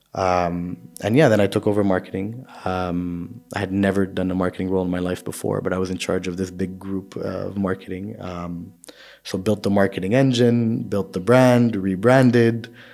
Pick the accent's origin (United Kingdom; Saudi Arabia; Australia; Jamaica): Saudi Arabia; I grew up in Saudi, so for me, Saudi is the closest